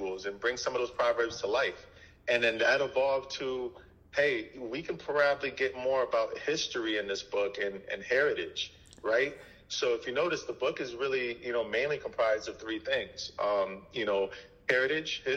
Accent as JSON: {"language": "English", "town": "New York City", "region": "New York", "country": "United States", "tie": "born or raised there", "first_language": "Haitian Creole", "second_language": "English", "said": "Creole was probably my first language. I grew up in Brooklyn."}